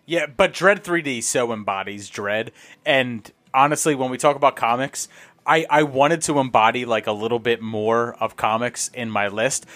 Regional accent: Northeast, United States; I'm from the Northeast.

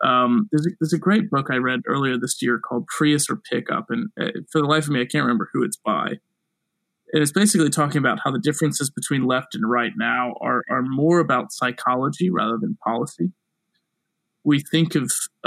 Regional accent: South Carolina, United States; I'm from South Carolina

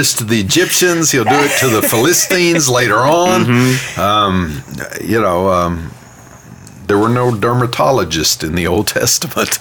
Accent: Louisiana, United States; We're from Louisiana

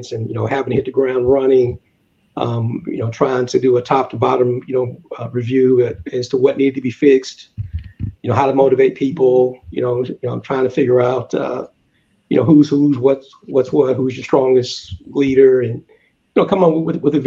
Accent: the South, United States; moved away; growing up in the South

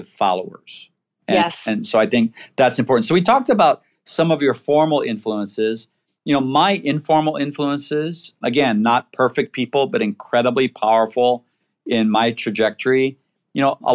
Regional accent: Waianae, Hawaii, United States; I grew up in Waianae

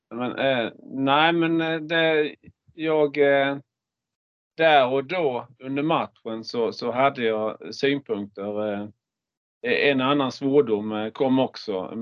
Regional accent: Markaryd, Kronoberg County, Sweden; jag är ju uppväxt i Markaryd

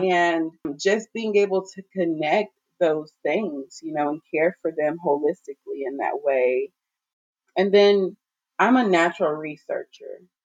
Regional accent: Garland, Texas, United States; now in Austin, United States; I am from the Dallas, Texas area. I grew up um, specifically in Garland. I am Nigerian, but I've lived in the States my whole life.

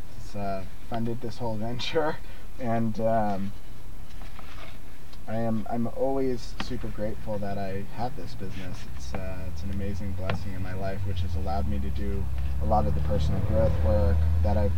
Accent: Rio Rancho, New Mexico, United States; moved away; also born or lived in Vancouver; my hometown of Rio Rancho, New Mexico

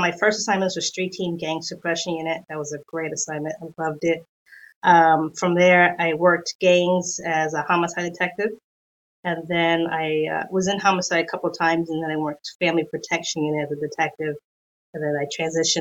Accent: New York City, New York, United States; moved away as an adult; now in San Diego area, United States; growing up in New York

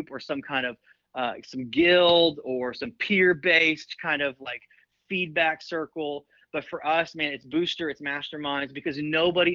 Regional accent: Oklahoma, United States; also born or lived in North Carolina; I grew up in Oklahoma, grew up in a great church

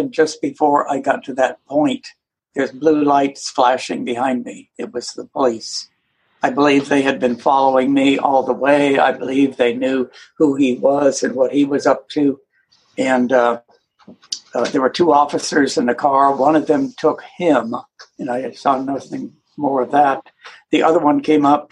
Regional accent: Vermont, United States; now in Atlanta, United States; I grew up in Vermont.

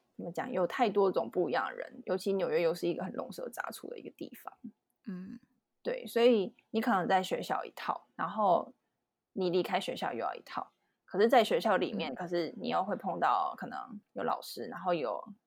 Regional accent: Taiwan; moved away as an adult; now in New York, United States; 从小在台湾，我们都有，就是上英文课

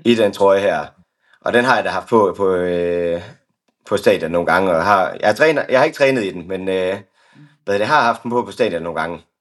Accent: Skanderborg, Central Denmark Region, Denmark; jeg kommer egentlig fra Aarhusområdet, nærmere mm-hmm. betegnet Skanderborg

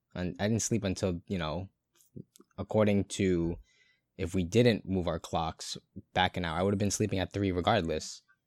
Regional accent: Brighton, Massachusetts, United States; I'm no longer in Brighton. So I'd have to troop thirty minutes back to my hometown

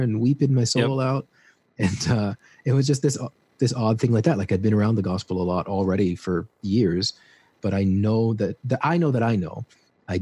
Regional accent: Peterborough, Ontario, Canada; moved away as an adult; now in Peru; I grew up in this small town, you've never heard of it, Ontario, called Peterborough

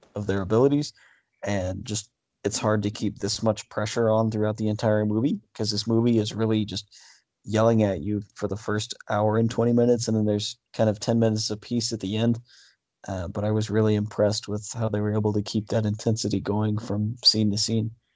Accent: Wichita, Kansas, United States; my hometown

